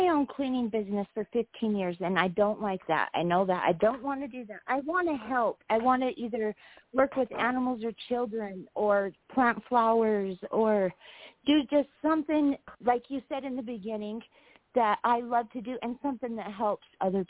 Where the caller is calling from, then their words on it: Wyoming, United States; I'm calling from Wyoming.